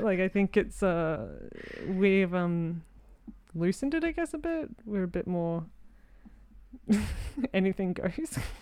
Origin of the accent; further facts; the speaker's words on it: Australia; I'm an Aussie in film